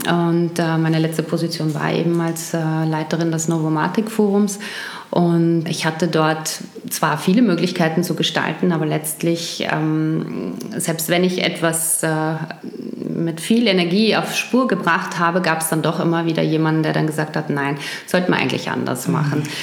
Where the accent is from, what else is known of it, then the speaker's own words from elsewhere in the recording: Wuppertal, North Rhine-Westphalia, Germany; also born or lived in Düsseldorf; now in Vienna, Austria; geboren bin ich in Wuppertal und dort bin ich aufgewachsen unter anderem und auch in Düsseldorf